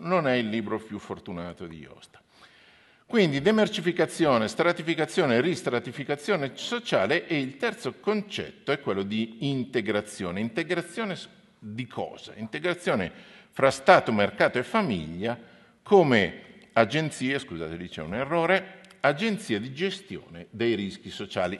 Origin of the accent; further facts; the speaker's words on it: Milan, Lombardy, Italy; moved away as an adult; now in Trento, Italy; io sono di Milano, ci tengo le mie radici eh, milanesi, però ho studiato e lavoro a Trento